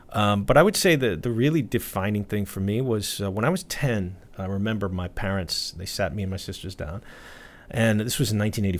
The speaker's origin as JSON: {"language": "English", "town": "New York City", "region": "New York", "country": "United States", "tie": "born or raised there", "moved": "as an adult", "lives_now": "Japan", "said": "But I was born in Brooklyn, New York. Okay. My parents were not from the city, though. They came from different places. I grew up just a regular kid in New York City. But I was surrounded by a lot of different people."}